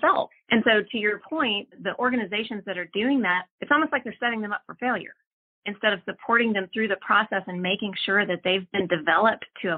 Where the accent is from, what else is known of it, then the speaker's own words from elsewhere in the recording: Austin, Texas, United States; I'm from Austin. I was actually born and raised here